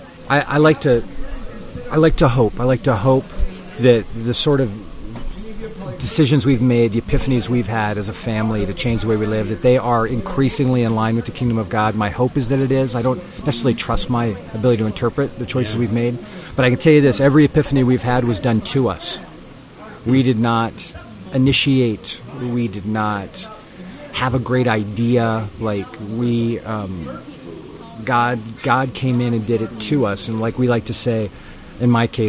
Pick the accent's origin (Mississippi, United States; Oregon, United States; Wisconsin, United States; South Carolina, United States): Oregon, United States; Portland; I'm from Portland, Oregon. Back there I live with my wife and my three boys